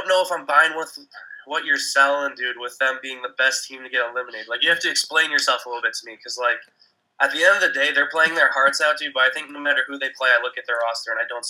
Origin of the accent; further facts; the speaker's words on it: United States; being an American